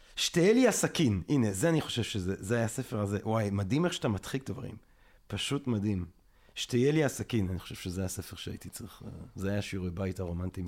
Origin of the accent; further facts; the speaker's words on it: Belgium; אני בלגי